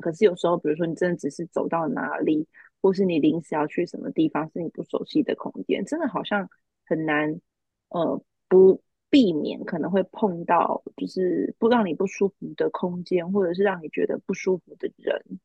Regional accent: Taiwan; 我们，就是台湾人

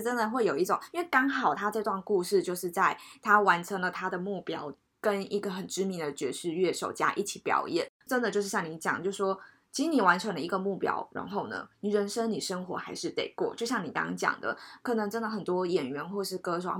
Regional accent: Taipei, Taiwan; 对我们台北人来讲

